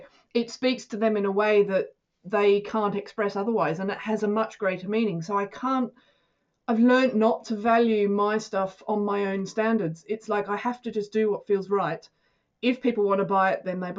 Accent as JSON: {"language": "English", "country": "Australia", "moved": "yes", "lives_now": "United Kingdom", "said": "being an Australian in the UK"}